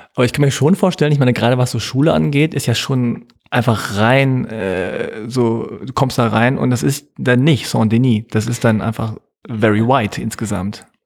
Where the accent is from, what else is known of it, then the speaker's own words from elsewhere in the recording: Hanover, Lower Saxony, Germany; now in Berlin, Germany; in Hannover, wo ich aufgewachsen